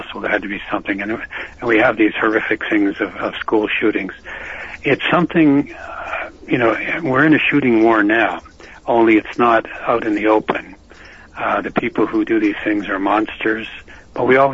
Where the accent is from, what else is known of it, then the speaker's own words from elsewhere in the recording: Canada; I'm a Canadian